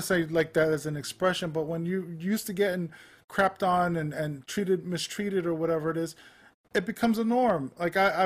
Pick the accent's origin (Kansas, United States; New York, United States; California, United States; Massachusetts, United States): New York, United States; New York City; I grew up in Manhattan